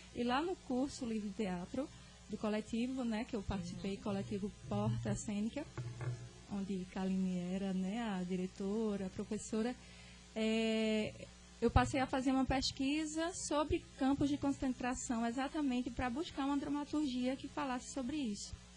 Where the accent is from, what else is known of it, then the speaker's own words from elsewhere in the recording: Cachoeira dos Índios, Paraíba, Brazil; Eu sou nordestina, sou sertaneja, sou da cidade de Cachoeira dos Índios, na Paraíba.